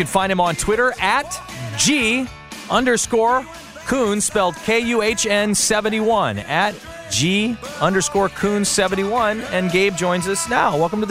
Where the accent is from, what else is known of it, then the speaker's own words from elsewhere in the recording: Mount Olive, Illinois, United States; now in Memphis, United States; I'm from Mount Olive, Illinois.